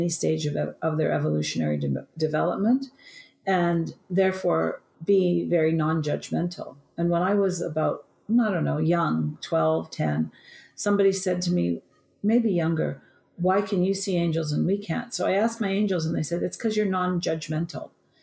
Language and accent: English; Vancouver, British Columbia, Canada; in Vancouver, where I was born in Canada.